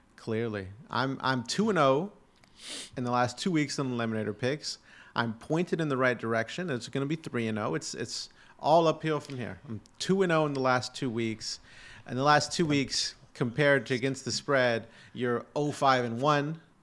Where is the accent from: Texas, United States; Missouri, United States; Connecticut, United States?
Texas, United States; Houston; my hometown Texans